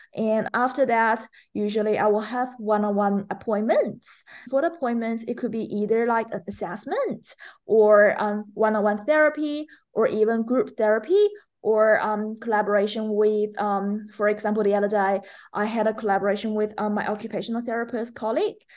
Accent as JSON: {"language": "English", "country": "China", "tie": "born or raised there", "also_born_or_lived": "Melbourne, Australia", "second_language": "English", "moved": "as an adult", "lives_now": "Australia", "said": "I'm originally from China, and I moved to Australia as an international student back to twenty seventeen"}